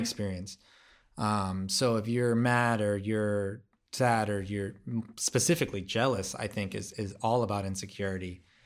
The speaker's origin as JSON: {"language": "English", "country": "United States", "said": "I'm American"}